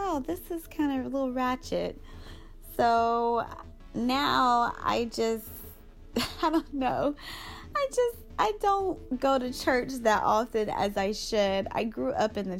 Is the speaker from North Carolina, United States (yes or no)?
yes; Charlotte, North Carolina, United States; I'm from Charlotte, one of the churches in Charlotte